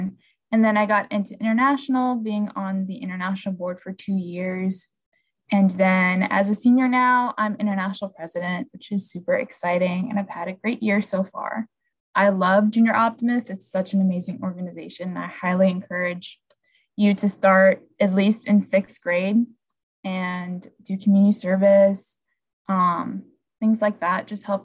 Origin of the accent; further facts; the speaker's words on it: Orlando, Florida, United States; I'm from Orlando, Florida